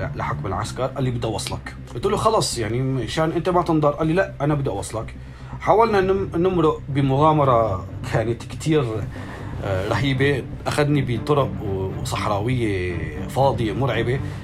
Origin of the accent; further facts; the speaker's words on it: Aleppo, Aleppo Governorate, Syria; moved away as an adult; also born or lived in Jordan / Egypt / Manbij; انا حلبي